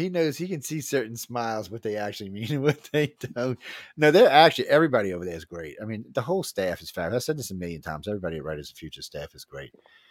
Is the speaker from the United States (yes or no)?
yes; Louisiana, United States; I'm from the South